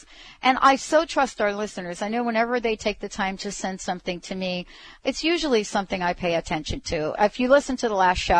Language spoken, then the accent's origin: English; New York City, New York, United States; growing up in the Bronx